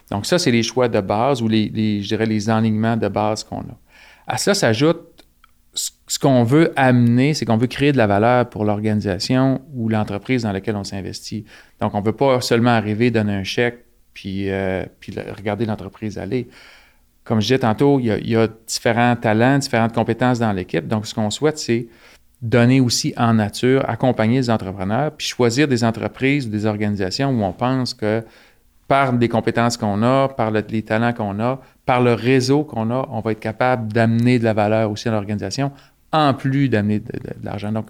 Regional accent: Saint-Hyacinthe, Quebec, Canada; moved away as an adult; also born or lived in Asbestos / Sherbrooke; now in Saguenay, Canada; né dans la région d'Asbestos. Euh, mes parents viennent d'Asbestos, donc qui est une petite ville minière. Euh, j'ai grandi à Saint-Hyacinthe. J'ai passé quelques années à Sherbrooke pour, pour les études. Puis je suis arrivé, j'ai passé quelques années au Lac-Saint-Jean, au Saguenay

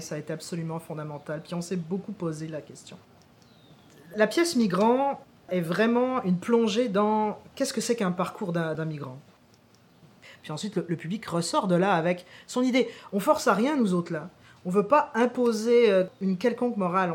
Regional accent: France; moved away as an adult; now in Quebec, Canada; je quitte la France où je suis né pour partir au Québec

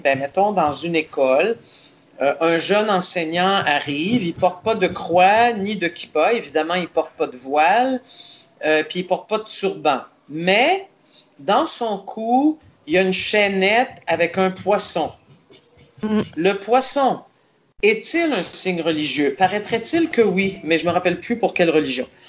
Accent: Montreal, Quebec, Canada; je suis né à Montréal

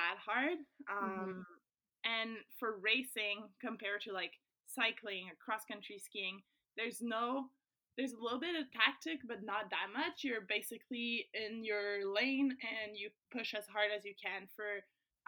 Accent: Saint-Hubert, Quebec, Canada; English is a second language; I was in Saint-Hubert in my hometown.

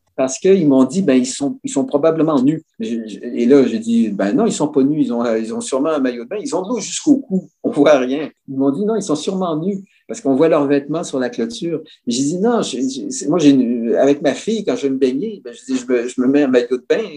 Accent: Quebec, Canada

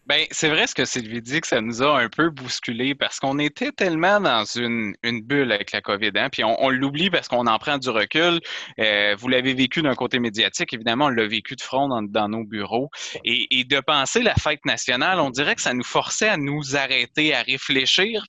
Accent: Quebec, Canada; je suis québécois

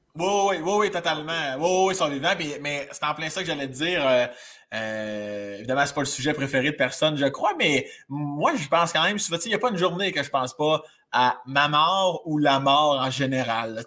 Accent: Laurier-Station, Quebec, Canada; je viens de Laurier Station, dans la région de Binière, ah, à une demi-heure de Québec

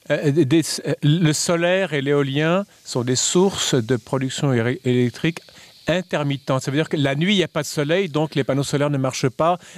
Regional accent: Quebec, Canada; je suis québécois, je vis au Québec

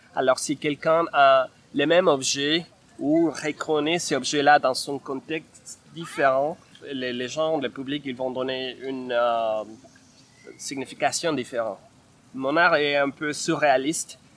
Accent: Bogotá, Colombia; French is a second language; moved away as an adult; now in Montreal, Canada; je viens de la Colombie, de Bogota

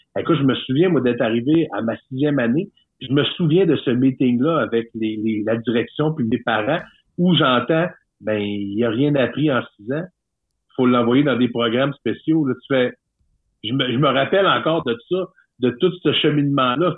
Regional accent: Jonquière, Quebec, Canada; il avait fait faire une dérogation par les commissions scolaires de la Jonquière pour me garder en secondaire 5

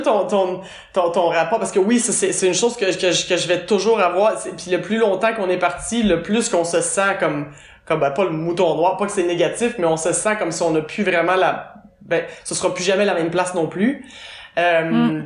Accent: Quebec, Canada; moved away as an adult; on retourne au Québec

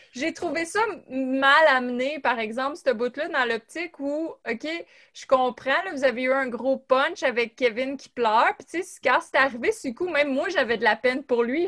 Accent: Gatineau, Quebec, Canada; on vient de Gatineau puis du même coin

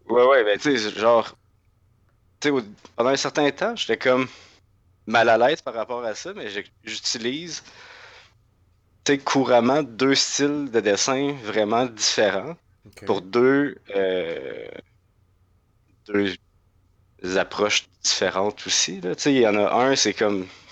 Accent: Laurentides, Quebec, Canada; moved away as an adult; also born or lived in Gatineau, Canada; now in Montreal, Canada; j'ai grandi dans, dans Laurentide, puis la migration vers la grande ville s'est faite avec les études

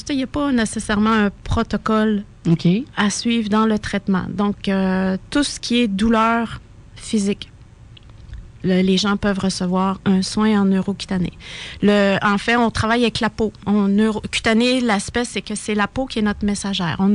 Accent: Sainte-Marie, Quebec, Canada; je suis native de Sainte-Marie-en-Beauce

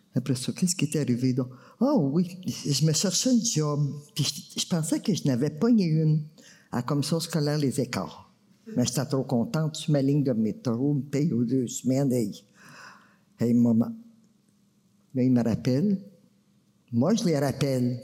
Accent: Maniwaki, Quebec, Canada; je viens de Maniwaki

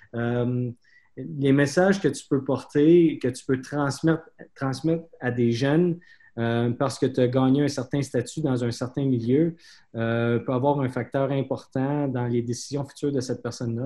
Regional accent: Quebec, Canada; moved away as an adult; also born or lived in Cape Breton / Montreal; now in Winnipeg, Canada; Ça fait, longtemps que je suis parti du Québec

